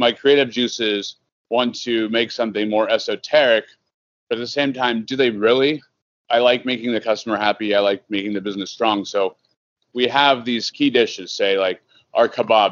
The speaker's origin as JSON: {"language": "English", "region": "Southern California", "country": "United States", "moved": "yes", "lives_now": "Chicago, United States", "said": "I'm from Southern California."}